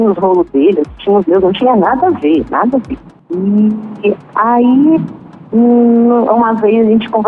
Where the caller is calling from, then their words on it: Ribeirão Preto, São Paulo, Brazil; de Ribeirão Preto, interior de São Paulo.